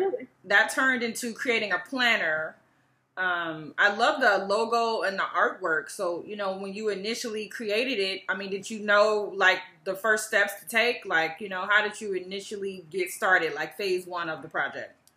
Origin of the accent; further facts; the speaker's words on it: Chicago, Illinois, United States; my hometown, Chicago